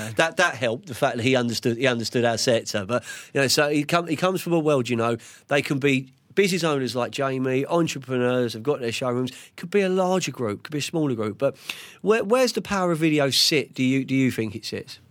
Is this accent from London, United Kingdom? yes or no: yes; London, United Kingdom; I'm Central London from Fulham